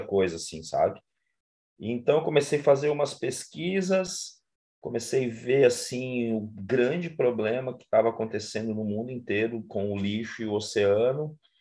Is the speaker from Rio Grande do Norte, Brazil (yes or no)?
no; interior of Paraná, Brazil; moved away as an adult; now in Florianópolis, Brazil; sou nascido no Paraná, moro em Florianópolis há 25 anos, onde eu vim para estudar